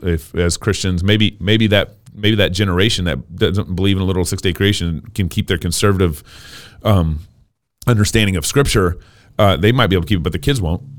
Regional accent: Texas, United States; now in Idaho, United States; I was born and raised in Texas

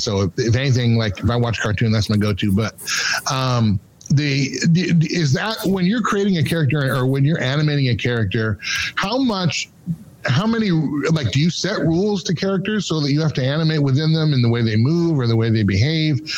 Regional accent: Seattle, Washington, United States; I'm originally from Seattle, but all my family and friends were all Husky fans

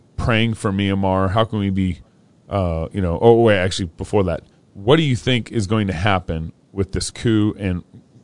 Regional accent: Texas, United States; moved away; I grew up in Texas

